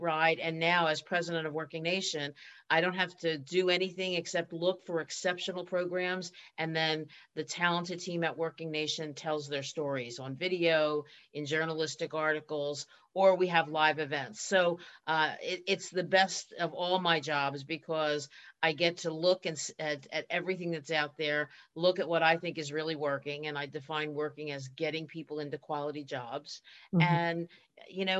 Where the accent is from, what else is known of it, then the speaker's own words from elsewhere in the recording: Philadelphia, Pennsylvania, United States; accent: Philadelphia; moved away as an adult; also born or lived in Boston; I grew up in Philadelphia. I still have the accent.